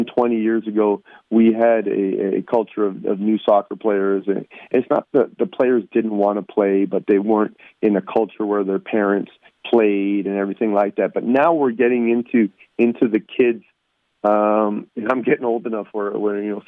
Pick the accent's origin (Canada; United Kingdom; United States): Canada; Toronto, Ontario; moved away; I grew up in Toronto and represent Canada in the youth level